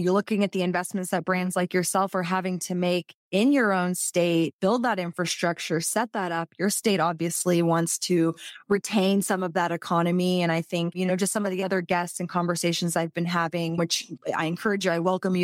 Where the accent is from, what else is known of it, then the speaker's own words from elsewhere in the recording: Texas, United States; especially as a Texan, where people are, you know, when's legalization going to come?